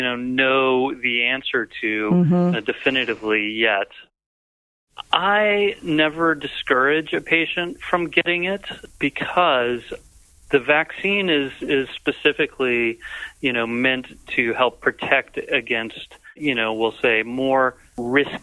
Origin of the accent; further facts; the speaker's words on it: Atlanta, Georgia, United States; moved away; also born or lived in Southern California; I grew up around Atlanta, so this is home